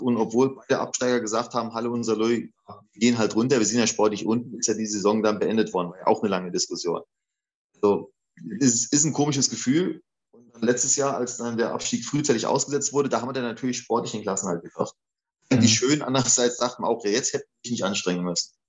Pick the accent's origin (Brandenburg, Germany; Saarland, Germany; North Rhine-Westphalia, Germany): Saarland, Germany; a village 10-15 km from Saarlouis; also born or lived in Eifel; now in Saarlouis, Germany; ich bin ja gebürtig, komme ich aus dem Dorf, das ist vielleicht 10, 15 Kilometer von Saloy